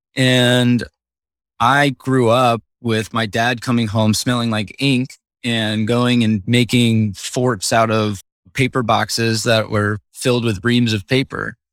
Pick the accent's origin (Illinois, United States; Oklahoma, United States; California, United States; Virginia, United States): Illinois, United States; Northern; I grew up in Northern Illinois, right next to a Six Flags